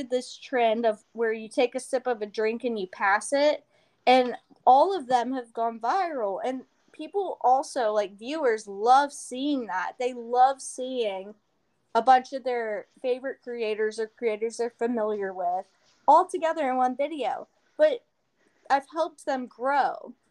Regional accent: Houston, Texas, United States; also born or lived in Nacogdoches, Texas; I'm from Houston, Texas. So, like, I grew up in the city

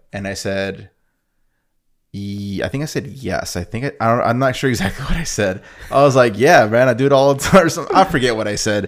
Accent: Oceanside, California, United States; we're two fuckers from Oceanside

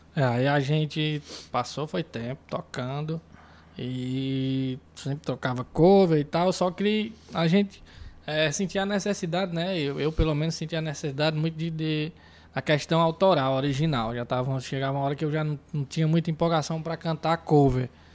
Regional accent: Iguatu, Ceará, Brazil; sou músico aqui de Iguatu

